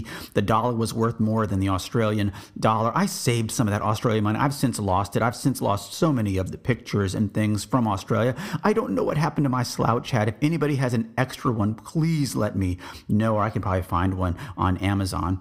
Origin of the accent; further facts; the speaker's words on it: Texas, United States; I'm from Texas. I said, I'm, I'm American